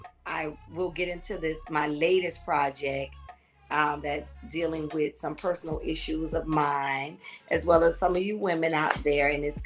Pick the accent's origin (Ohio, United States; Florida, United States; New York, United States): Florida, United States; Miami; moved away as an adult; also born or lived in Los Angeles, California; now in Georgia, United States; I'm from Miami. The 305 area, and I moved to Los Angeles to pursue my acting career